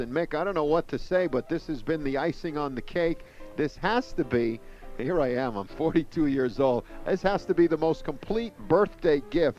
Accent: New York City, New York, United States; I used to go to Yankee Stadium every weekend growing up in New York.

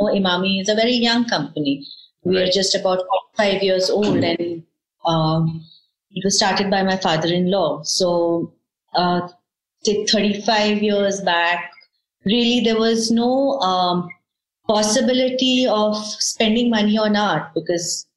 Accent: Coimbatore, Tamil Nadu, India; moved away; also born or lived in Ooty / Kolkata; I'm from Coimbatore. Mm-hmm. My parents are there. And I did most of my education in Coimbatore

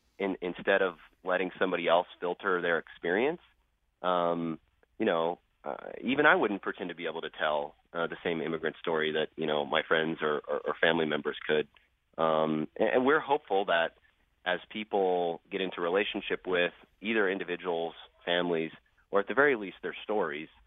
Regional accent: Plainfield, Indiana, United States; now in Los Angeles, United States; I grew up in Plainfield, Indiana

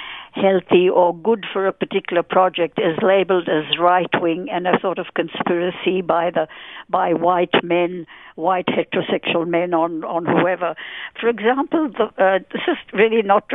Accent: India; moved away as an adult; also born or lived in United Kingdom; now in Australia; I was born in India and lived there for 23 years

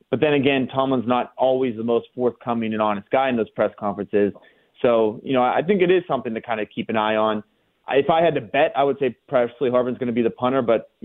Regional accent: Latrobe, Pennsylvania, United States; I grew up in Latrobe

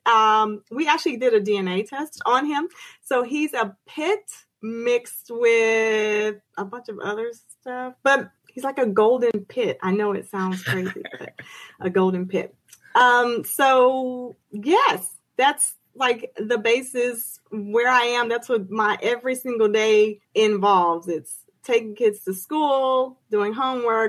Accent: Houston, Texas, United States; I am native Houston from Houston, Texas. I've moved, come back, but from here

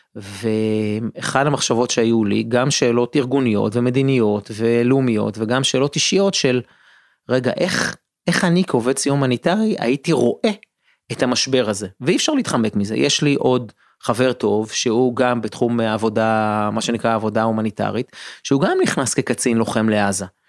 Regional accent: Israel

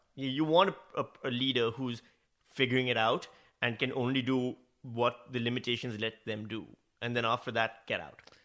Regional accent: Pakistan; accent: Pakistani; moved away as an adult; also born or lived in Northam, Australia; now in Australia; my natural Pakistani accent

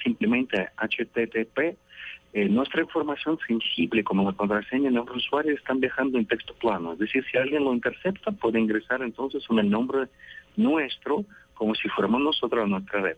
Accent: Russia; moved away; yo creo que ya soy un ciudadano del mundo, pero nací en Rusia

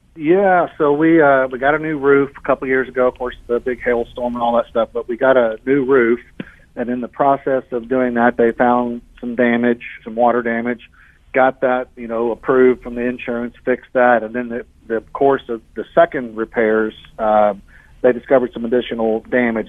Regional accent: Indianapolis, Indiana, United States; now in Springfield, United States; I'm from Indianapolis originally

